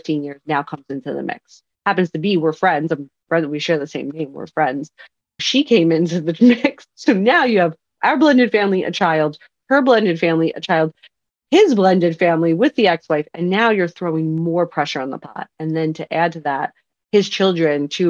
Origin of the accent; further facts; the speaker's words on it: Long Island, New York, United States; moved away as an adult; now in Brooklyn, United States; I'm from Long Island.